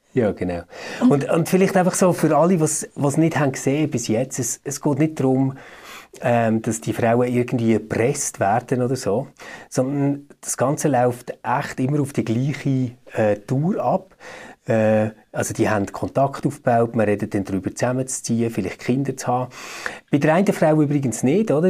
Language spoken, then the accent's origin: German; Switzerland; bei uns in der Schweiz